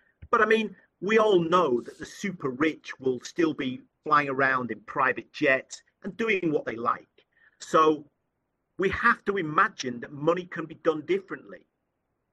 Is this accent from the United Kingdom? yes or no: yes; United Kingdom; also born or lived in Thailand; I'm from the UK, I'm British, and I'm a Buddhist convert.